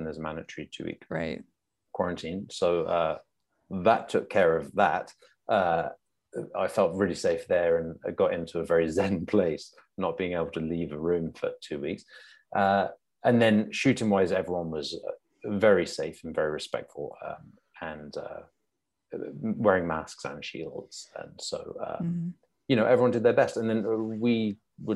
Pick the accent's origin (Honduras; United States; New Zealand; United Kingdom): United Kingdom; England; accent: English; moved away; where I grew up in England